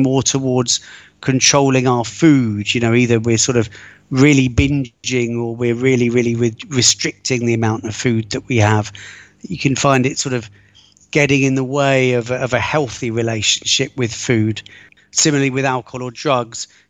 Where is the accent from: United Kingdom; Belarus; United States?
United Kingdom; moved away as an adult; also born or lived in London / Egypt / Israel / Italy; now in Rome, Italy; Brought up just outside of London, spent many years living in London, and I've also lived abroad a lot.